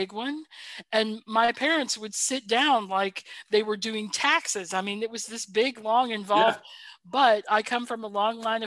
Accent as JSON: {"language": "English", "region": "Minnesota", "country": "United States", "said": "we're Midwestern"}